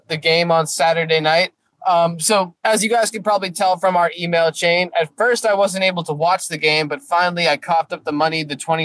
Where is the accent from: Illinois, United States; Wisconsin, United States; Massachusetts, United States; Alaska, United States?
Massachusetts, United States; Boston; working in my hometown, to be a Boston journalist